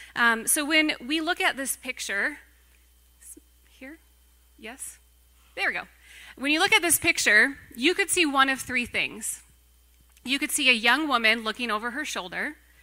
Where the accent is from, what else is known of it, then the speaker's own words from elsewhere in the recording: Racine, Wisconsin, United States; I grew up in the church, and I grew up not far from here. I grew up in Racine.